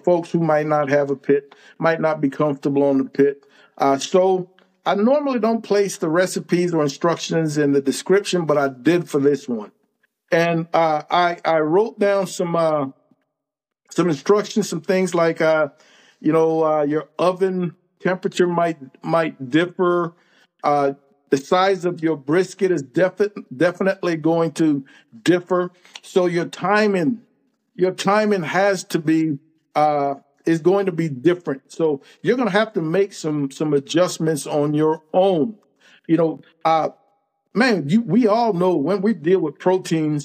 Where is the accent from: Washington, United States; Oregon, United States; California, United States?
California, United States; moved away as an adult; now in Texas, United States; I'm from California. Military brought me to Texas.